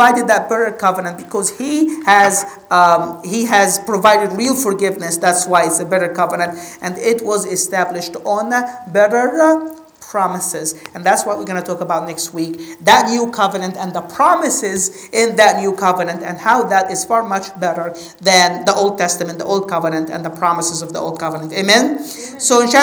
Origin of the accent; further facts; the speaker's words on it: Egypt; I'm from Egypt